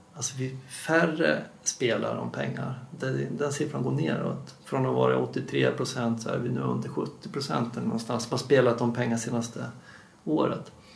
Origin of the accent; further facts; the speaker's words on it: Dalarna County, Sweden; moved away; jobbar jag också med implementering uppe i min, mina hemtrakter då, i Dalarna